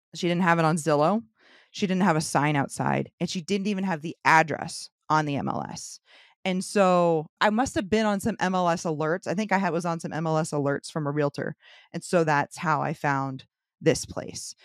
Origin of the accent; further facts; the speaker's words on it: St. Petersburg, Florida, United States; born and raised Saint Petersburg.